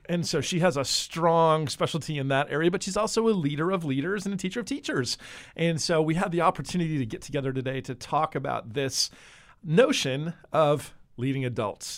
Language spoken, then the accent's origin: English; New Jersey, United States; moved away; I grew up in the Northeast in uh, New Jersey